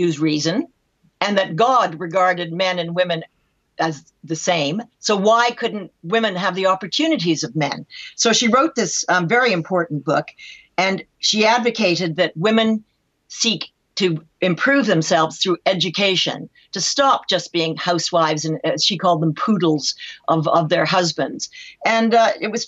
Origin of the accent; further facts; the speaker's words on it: Canada; I'm Canadian